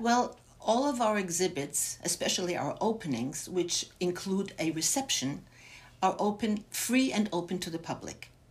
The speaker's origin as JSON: {"language": "English", "region": "Bavaria", "country": "Germany", "tie": "born or raised there", "moved": "yes", "lives_now": "Los Angeles, United States", "said": "I was born and raised in Germany, in my parents were Holocaust survivors, and I was raised in three different displaced persons camps in Bavaria"}